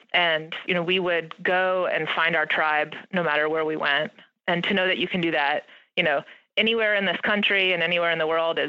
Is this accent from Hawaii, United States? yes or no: no; St. Louis, Missouri, United States; also born or lived in Indiana / Michigan / Ohio / Minnesota; But I was born in Indiana, moved to Michigan, Ohio, Minnesota, Missouri, spent a few stints in Texas, and then ended up going to high school in St. Louis.